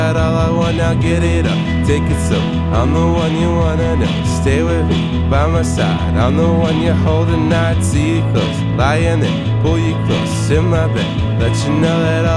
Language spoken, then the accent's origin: English; Northwest Tennessee, United States; also born or lived in Bristol, Tennessee / Knoxville, Tennessee; now in Chattanooga, United States; I grew up in Northwest Tennessee